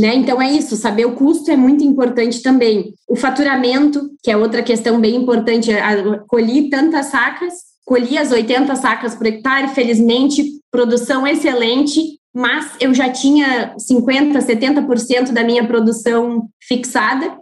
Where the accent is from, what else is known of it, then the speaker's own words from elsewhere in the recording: Porto Alegre, Rio Grande do Sul, Brazil; moved away as an adult; now in Cuiabá, Brazil; Eu sou gaúcha, natural de Porto Alegre